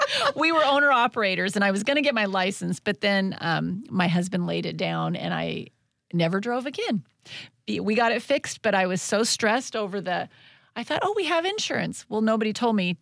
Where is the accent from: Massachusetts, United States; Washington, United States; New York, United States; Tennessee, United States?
Washington, United States; Tenino; moved away; growing up in Tenino, my small town